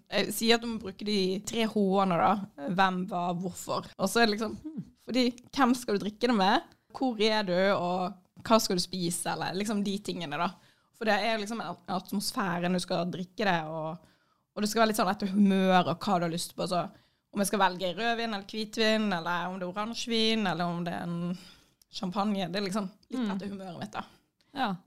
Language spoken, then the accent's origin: Norwegian; Florø, Vestland, Norway; Jeg kommer fra Florø, jeg hater